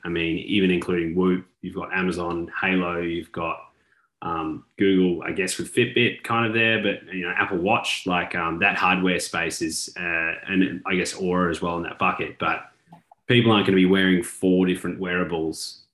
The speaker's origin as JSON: {"language": "English", "country": "Australia", "moved": "yes", "lives_now": "Texas, United States", "said": "As an Australian living in Texas"}